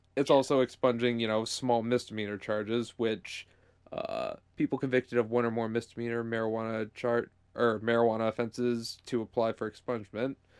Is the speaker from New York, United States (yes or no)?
no; Michigan, United States; Michigan, my home state